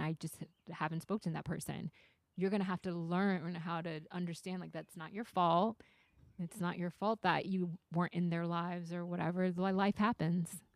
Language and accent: English; the South, United States; moved away; I'm from the south